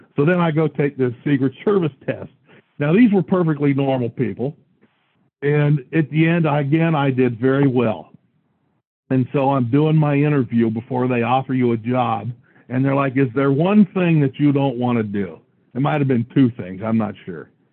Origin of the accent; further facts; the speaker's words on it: Washington, United States; I was from Washington